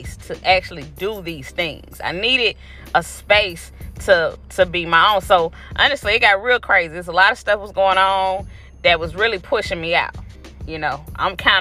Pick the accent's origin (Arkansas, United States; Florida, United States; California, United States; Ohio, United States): Florida, United States; moved away; in Florida, in my hometown